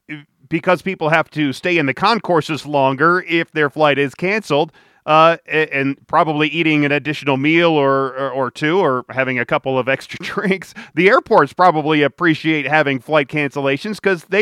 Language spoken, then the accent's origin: English; Detroit, Michigan, United States; now in Denver, United States; I grew up in Detroit